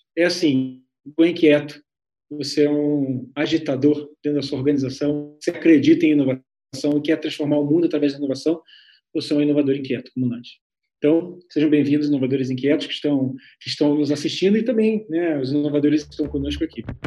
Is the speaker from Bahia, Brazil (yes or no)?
no; Niterói, Rio de Janeiro, Brazil; now in Curitiba, Brazil; eu sou niteronense, estou lá do outro lado da, da Baía de Guanabara